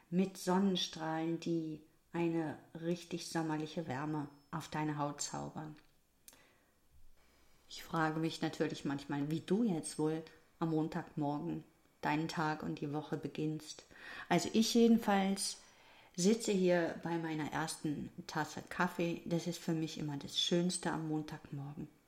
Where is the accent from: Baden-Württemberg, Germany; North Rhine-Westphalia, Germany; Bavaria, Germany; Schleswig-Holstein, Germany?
North Rhine-Westphalia, Germany; Ich darf das sagen als Westfälin.